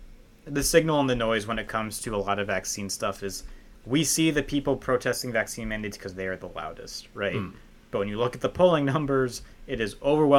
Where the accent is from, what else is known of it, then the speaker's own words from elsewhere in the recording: New Jersey, United States; I'm from New Jersey.